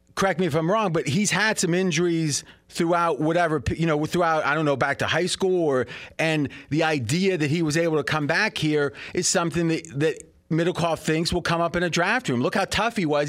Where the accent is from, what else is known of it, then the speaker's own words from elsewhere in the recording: Ohio, United States; now in Las Vegas, United States; I grew up in Ohio